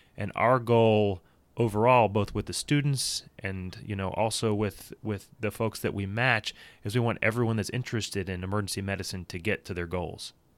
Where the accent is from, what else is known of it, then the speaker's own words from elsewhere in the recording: Louisville, Kentucky, United States; grew up down the road from here in Louisville, Kentucky.